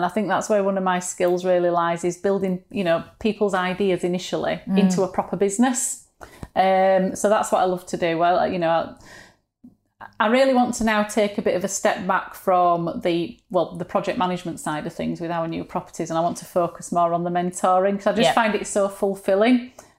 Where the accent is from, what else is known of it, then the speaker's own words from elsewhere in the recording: Yorkshire and the Humber, United Kingdom; accent: Yorkshire; sound of my own voice, you know, the Yorkshireness of it. But now I don't mind it at all. It's just my accent